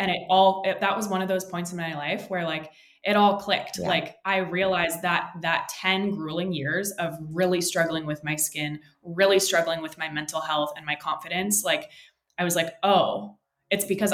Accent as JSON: {"language": "English", "town": "San Francisco", "region": "California", "country": "United States", "tie": "born or raised there", "moved": "as an adult", "lives_now": "San Diego, United States", "said": "I was born and raised in San Francisco, California, moved down to San Diego for college"}